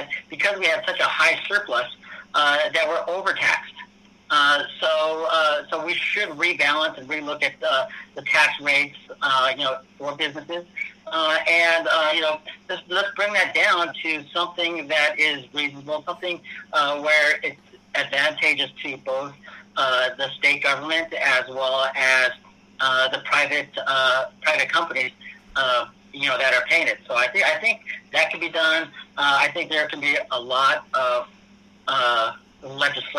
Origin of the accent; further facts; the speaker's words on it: California, United States; being a Californian